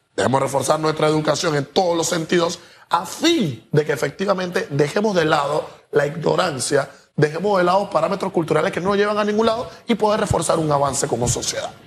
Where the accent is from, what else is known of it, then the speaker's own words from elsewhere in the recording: Panama; nosotros como ciudadanos, como panameños